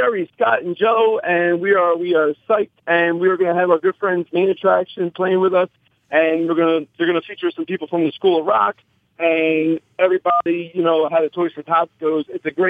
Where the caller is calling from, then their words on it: Australia; This is the star child. I'm calling from Australia.